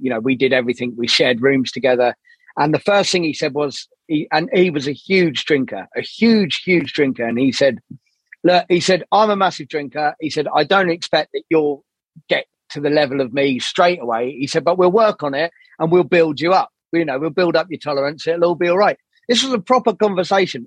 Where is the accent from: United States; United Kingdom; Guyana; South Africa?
United Kingdom; Burgess Hill, South East England; So I grew up in a place called Burgess Hill, which is near Brighton.